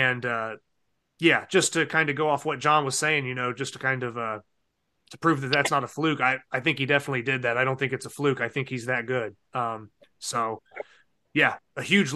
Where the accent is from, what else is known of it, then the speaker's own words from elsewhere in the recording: Ohio, United States; moved away; I'm originally from Ohio, where Jason Dingy's